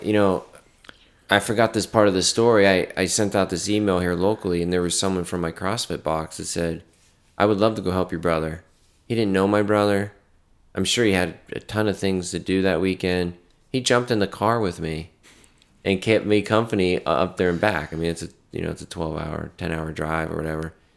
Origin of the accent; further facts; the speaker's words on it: North Carolina, United States; I'm from North Carolina